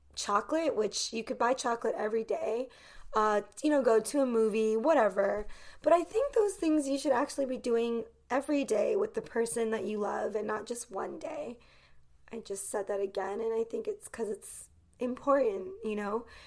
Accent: United States; as an American growing up in the United States

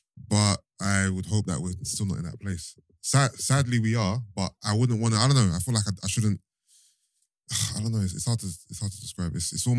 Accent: Nigeria; He's got one eye on me because he thinks, because I'm Nigerian, I'm a certain type of guy.

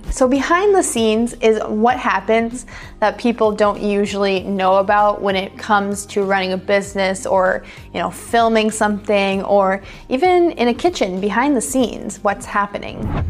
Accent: United States; accent: American English; American English speakers like myself

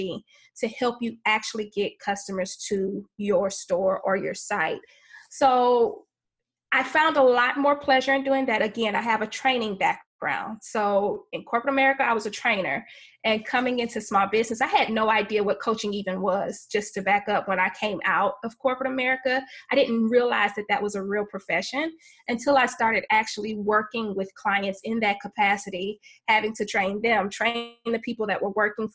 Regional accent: Houston, Texas, United States; I grew up in Houston, Texas

